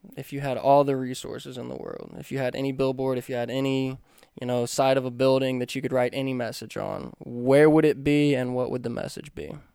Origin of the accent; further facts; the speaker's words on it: Kentucky, United States; moved away; I'm from Kentucky, where a handshake is as good as a contract